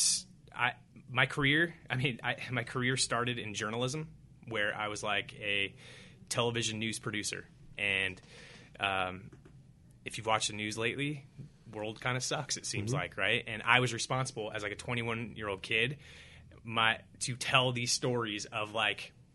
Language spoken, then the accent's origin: English; Whittier, California, United States; moved away as an adult; I had a good experience growing up in Whittier